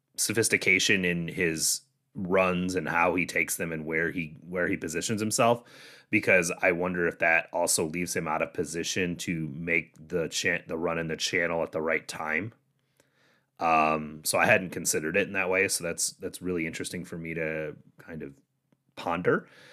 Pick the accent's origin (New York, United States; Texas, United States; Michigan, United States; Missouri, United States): Michigan, United States; moved away; I'm from Michigan originally